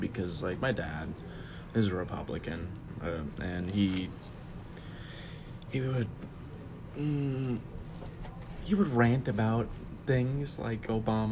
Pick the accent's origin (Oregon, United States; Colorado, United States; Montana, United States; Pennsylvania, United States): Montana, United States; Kalispell; I was born in Kalispell, Montana, March 5th, 2002